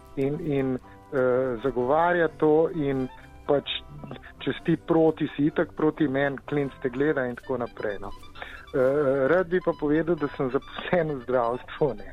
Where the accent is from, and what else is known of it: Slovenia